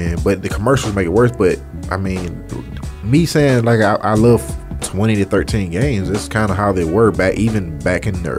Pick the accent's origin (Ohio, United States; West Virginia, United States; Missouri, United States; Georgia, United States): Georgia, United States; Athens; also born or lived in Atlanta; it's my hometown. Man, I grew up in Athens.